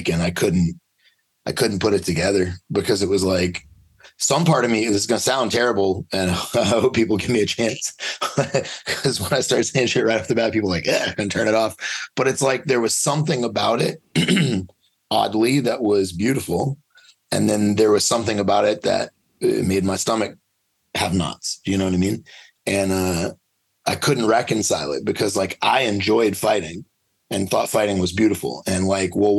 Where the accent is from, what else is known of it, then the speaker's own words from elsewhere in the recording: Louisiana, United States; I grew up in Louisiana, and it was just, dogfighting was just part of the life